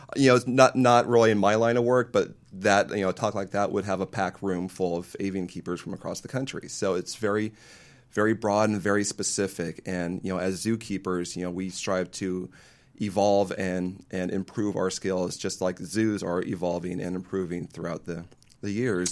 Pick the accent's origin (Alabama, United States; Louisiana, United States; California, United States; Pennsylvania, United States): California, United States; Paso Robles; I grew up in Paso Robles, up near in San Francisco County